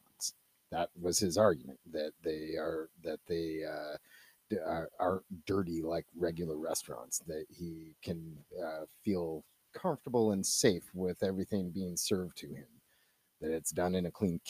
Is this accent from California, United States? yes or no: yes; Northern California, United States; I grew up in Northern California